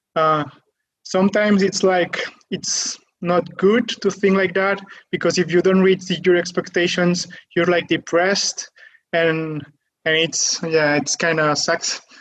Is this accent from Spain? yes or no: yes; near Barcelona, Catalonia, Spain; I'm from Spain. I'm from Catalonia, near Barcelona